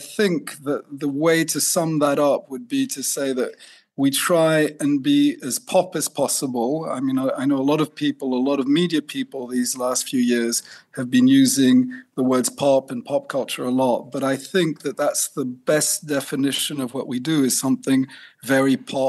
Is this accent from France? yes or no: yes; France; also born or lived in Switzerland / Italy / India; I grew up in France, and in fact, I grew up hippie parents, so we traveled around a lot, Switzerland, Italy, France, India